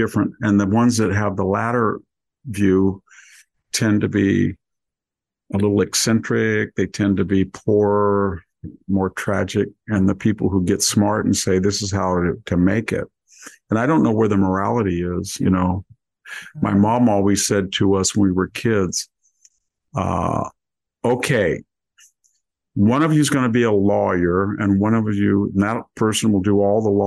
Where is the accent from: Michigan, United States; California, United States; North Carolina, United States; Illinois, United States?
California, United States; Selma; also born or lived in Greece / Palo Alto / Santa Cruz; I'm from Selma right here